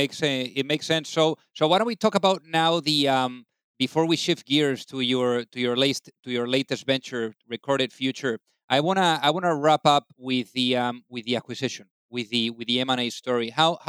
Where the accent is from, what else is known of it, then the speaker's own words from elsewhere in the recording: Spain; now in United States; I'm also from Spain, from Europe.